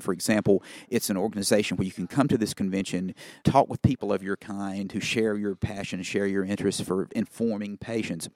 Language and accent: English; Cleveland, Mississippi, United States; my hometown of Cleveland, Mississippi. where I now practice